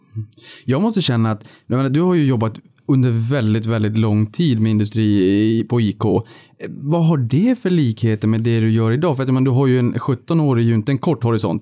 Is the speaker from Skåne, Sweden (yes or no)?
no; Norrbotten County, Sweden; Jag kommer från Norrbotten själv